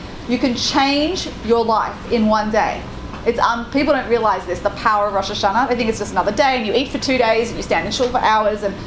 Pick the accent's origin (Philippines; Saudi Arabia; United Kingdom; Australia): Australia; I'm Australian.